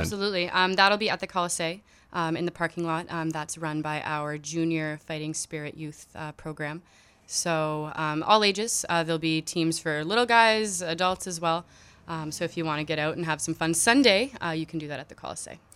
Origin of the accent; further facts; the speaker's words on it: Ottawa, Ontario, Canada; moved away; it was always in my hometown. Um, so I'm from Ottawa